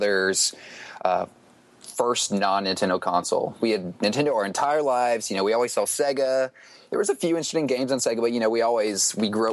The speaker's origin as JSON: {"language": "English", "town": "Atlanta", "region": "Georgia", "country": "United States", "said": "I'm actually from Atlanta, Georgia."}